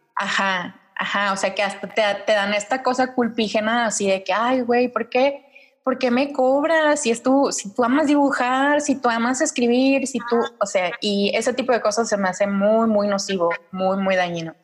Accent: Mexico City, Mexico; Yo crecí en Ciudad de México

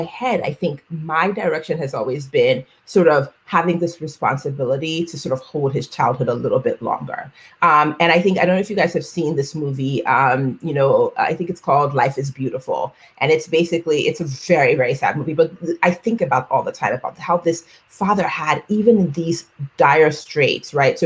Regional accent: Nigeria; first language Yoruba; English is a second language; I am a Black woman, I am Nigerian

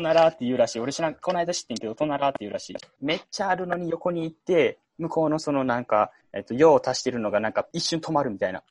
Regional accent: Osaka, Japan; 大阪生まれ、大阪育ちで、まあ、ずっと大阪におるんよ

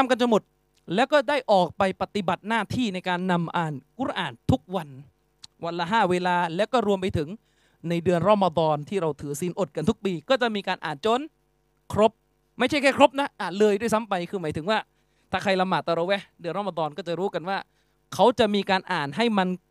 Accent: Yala, Thailand; อย่างผมพื้นเพเดิม ผมเป็นคนจังหวัดยะลา

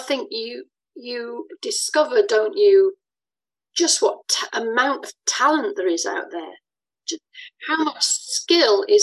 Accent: England, United Kingdom; moved away as an adult; also born or lived in France; now in Scotland; You can hear from my voice I'm English, but I lived in France for a while and I've lived in Scotland for more than half my life.

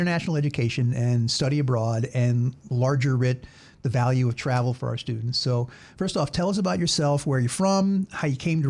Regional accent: the South, United States; accent: Southern; now in New Jersey, United States; my Southern accent that I have when I go back home

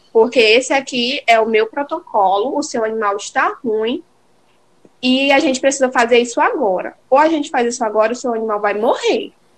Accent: Imperatriz, Maranhão, Brazil; moved away as an adult; now in Belém, Brazil; eu e Diego, nós somos maranhenses, e eu sou de Imperatriz

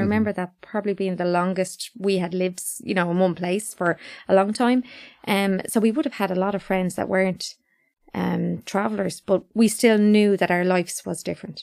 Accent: London, United Kingdom; now in Ireland; all were born in, in London

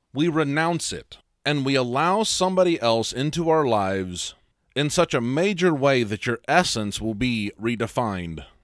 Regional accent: a small town in the Midwest, United States; I was raised in a small town in the Midwest

